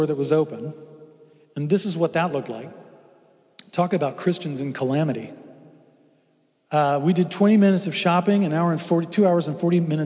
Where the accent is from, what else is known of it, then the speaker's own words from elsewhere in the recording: Houston, Texas, United States; I grew up in Houston. I've been through hurricanes